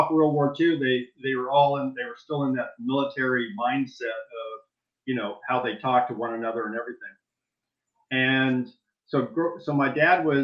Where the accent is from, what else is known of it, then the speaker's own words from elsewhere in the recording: Saudi Arabia; now in United States; And also growing up in Saudi Arabia, really a third world country back